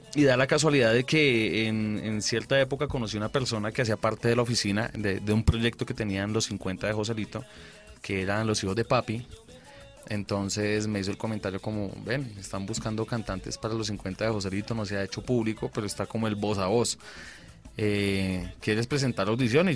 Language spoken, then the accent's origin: Spanish; Bucaramanga, Santander, Colombia; De Bucaramanga. Todos somos de Bucaramanga.